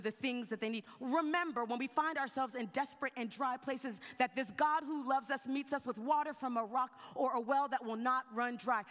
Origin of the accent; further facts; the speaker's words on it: South Carolina, United States; I grew up in South Carolina